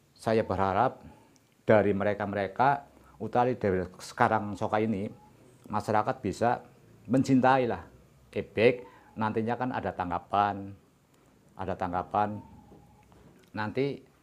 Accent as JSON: {"language": "Indonesian", "area": "Banyumas", "region": "Central Java", "country": "Indonesia", "said": "Kita sebagai orang Jawa atau orang Banyumas"}